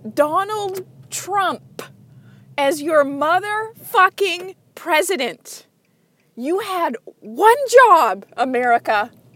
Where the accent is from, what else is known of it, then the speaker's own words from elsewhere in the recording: Canada; I'm Canadian